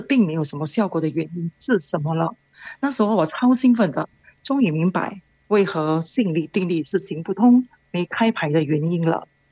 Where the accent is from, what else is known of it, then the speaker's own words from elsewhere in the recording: Malaysia; 我是来自马来西亚的